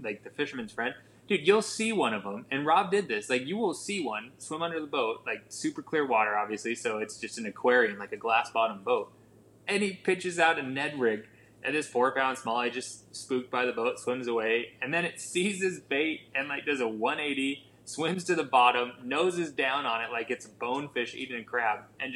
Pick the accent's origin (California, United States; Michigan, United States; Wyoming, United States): Wyoming, United States; where I spent time growing up in Wyoming, the western part of the state